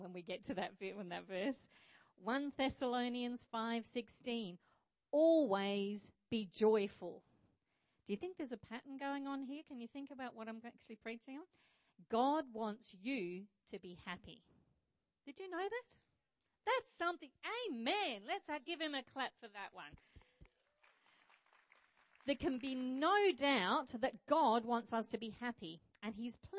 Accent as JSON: {"language": "English", "region": "Scotland", "country": "United Kingdom", "tie": "born or raised there", "also_born_or_lived": "Rockingham, Australia", "moved": "yes", "lives_now": "Australia", "said": "I was born in Scotland, but I'm a little bit patriotic to Australia"}